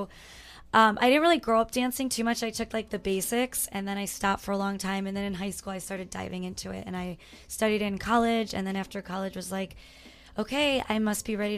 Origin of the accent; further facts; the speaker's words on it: Chicago, Illinois, United States; now in Phoenix, United States; I'm from Chi-Town